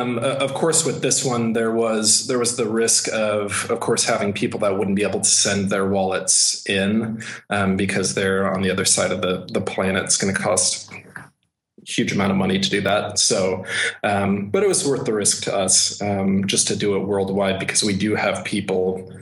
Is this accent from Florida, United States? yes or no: no; Texas, United States; born there; I was born in Texas, although you probably wouldn't be able to tell.